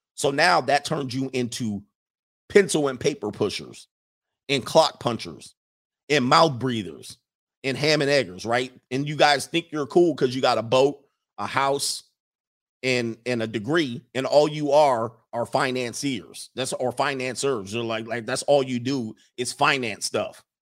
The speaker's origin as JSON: {"language": "English", "country": "United States", "said": "as an American culture"}